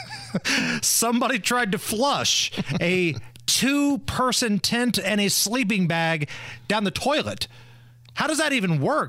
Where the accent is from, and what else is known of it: Indiana, United States; born or raised there